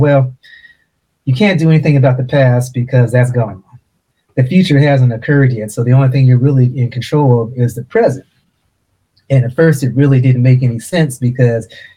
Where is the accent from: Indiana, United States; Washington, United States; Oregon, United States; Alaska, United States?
Oregon, United States; Portland; I grew up in Portland, Oregon